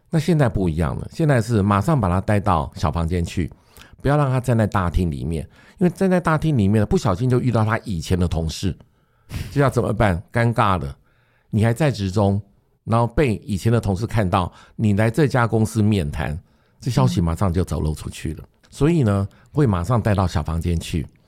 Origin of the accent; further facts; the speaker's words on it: Taoyuan, Taiwan; 我也是桃园人